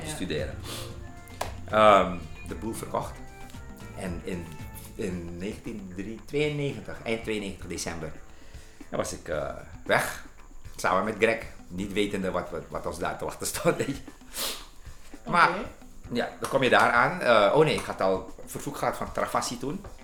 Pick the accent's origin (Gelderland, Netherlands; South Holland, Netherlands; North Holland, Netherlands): South Holland, Netherlands; Leidschendam; ik ben geboren en getogen in Leidsendam, Schravenhagen, Nederland